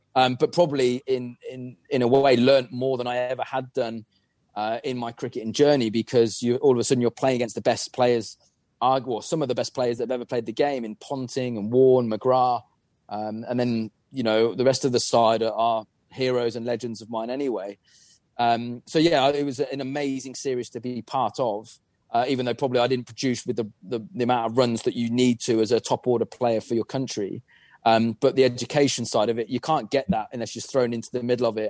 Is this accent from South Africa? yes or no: no; England, United Kingdom; as an Englishman